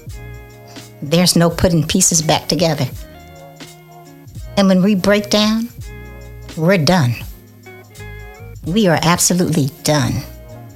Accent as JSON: {"language": "English", "town": "Oakland", "region": "California", "country": "United States", "said": "I'm from Oakland, California"}